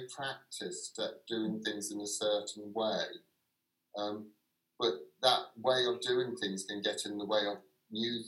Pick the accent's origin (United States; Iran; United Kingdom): United Kingdom; London; now in Brighton, United Kingdom; I would still describe myself as a Londoner, and so not as a person living on the outskirts of Brighton